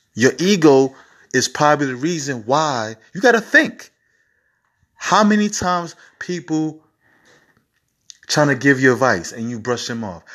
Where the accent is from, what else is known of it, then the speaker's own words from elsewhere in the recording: New York City, New York, United States; I'm from New York City